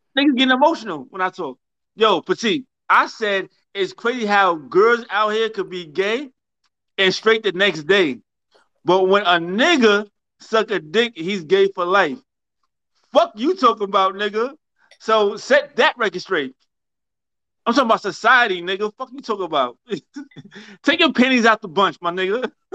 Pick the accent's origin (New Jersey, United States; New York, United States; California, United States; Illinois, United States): New York, United States; I'm raised in New York.